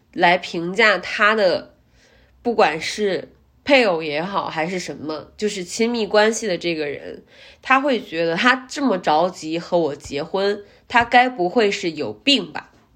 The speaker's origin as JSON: {"language": "Chinese", "town": "Zhumadian", "region": "Henan", "country": "China", "said": "我说我来自我们这个，不管是郑州也好，还是驻马店这样的 非常小的城市"}